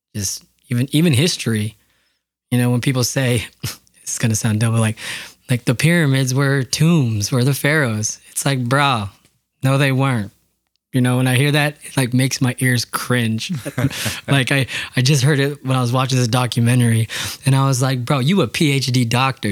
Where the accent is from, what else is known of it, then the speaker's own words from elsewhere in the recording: Yakima, Washington, United States; growing up in Yakima, there's a lot of orchards.